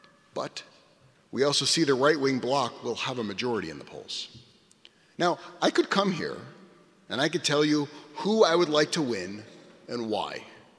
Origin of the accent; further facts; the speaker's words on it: United States; I'm not an Israeli, I am an American.